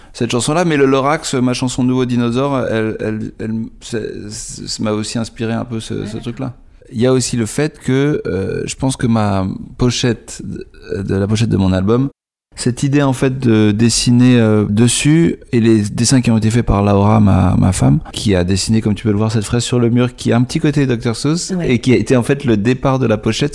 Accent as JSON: {"language": "French", "country": "France", "said": "en tant que français"}